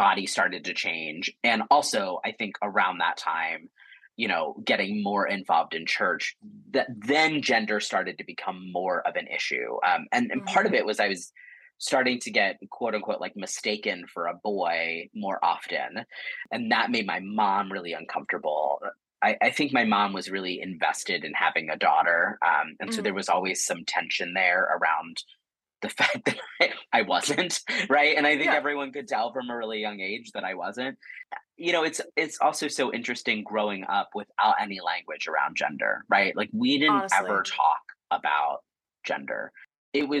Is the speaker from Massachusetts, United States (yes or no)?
no; rural Pennsylvania, United States; moved away; I grew up in rural Pennsylvania in the 80s and up to late 90s